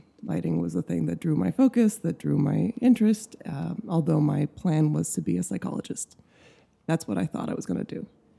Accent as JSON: {"language": "English", "town": "Caracas", "region": "Capital District", "country": "Venezuela", "tie": "born or raised there", "moved": "as an adult", "lives_now": "New York, United States", "said": "I am was born and grew up in Caracas, Venezuela. My mother's American, so a roundabout international mutt that arrived in the U.S. to go to college."}